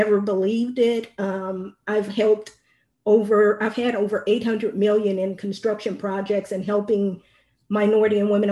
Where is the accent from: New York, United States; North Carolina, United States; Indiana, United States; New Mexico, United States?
Indiana, United States; now in Texas, United States; I'm currently residing in Texas, but I'm originally from Indiana